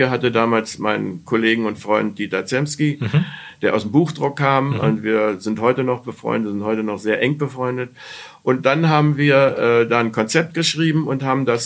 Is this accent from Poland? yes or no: no; Berlin, Germany; Ich komme ja aus Berlin und habe auch da ein Praktikum äh, äh, beim, äh, beim Tagesspiegel gemacht